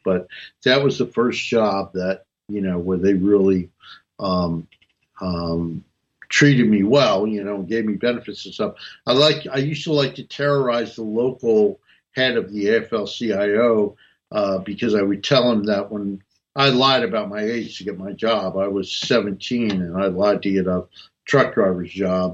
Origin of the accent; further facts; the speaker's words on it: North New Jersey, United States; I was raised in North New Jersey